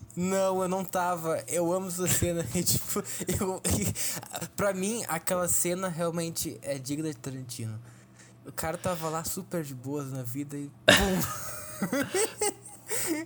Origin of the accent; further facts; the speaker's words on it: Brazil; somos brasileiros